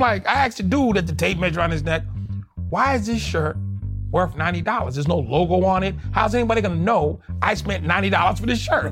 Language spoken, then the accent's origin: English; Boston, Massachusetts, United States; Born and raised in Boston. Grew up there.